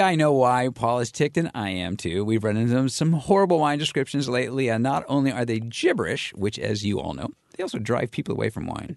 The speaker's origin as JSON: {"language": "English", "region": "California", "country": "United States", "said": "I come from California"}